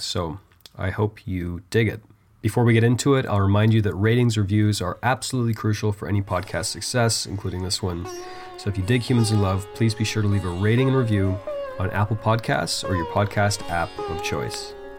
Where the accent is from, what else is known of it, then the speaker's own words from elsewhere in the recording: Canada; I am Canadian after all